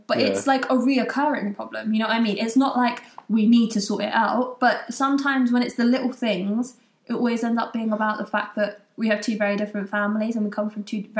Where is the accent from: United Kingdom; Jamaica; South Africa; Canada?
United Kingdom; We're both British, yeah.